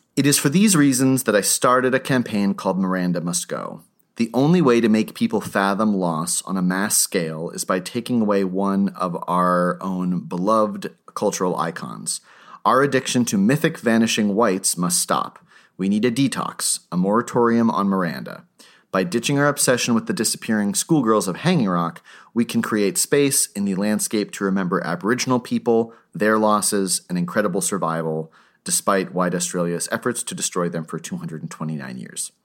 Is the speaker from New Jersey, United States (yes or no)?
no; Lakes Region, New Hampshire, United States; I'm from the Lakes region in New Hampshire